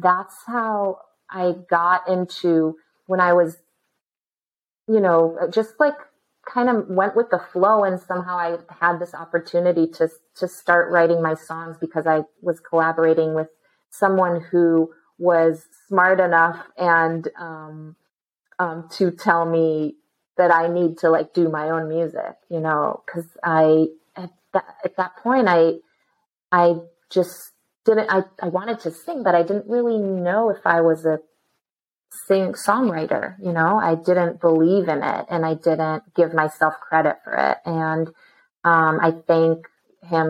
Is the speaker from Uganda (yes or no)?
no; Israel; I was born and raised in Israel